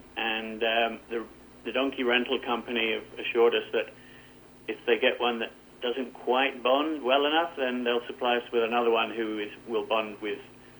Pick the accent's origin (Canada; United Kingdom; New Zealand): United Kingdom; accent: British; Well, I'll have to use my British accent to good effect with all the Spanish bars, definitely, because they all love us Brits.